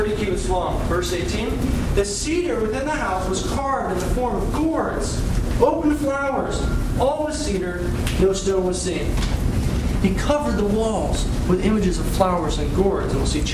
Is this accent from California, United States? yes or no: yes; California, United States; My brother and I grew up in California